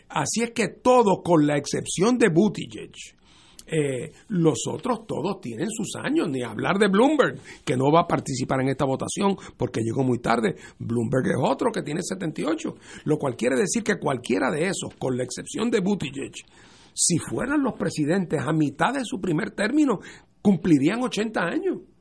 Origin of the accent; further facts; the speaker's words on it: Puerto Rico; nosotros como puertorriqueños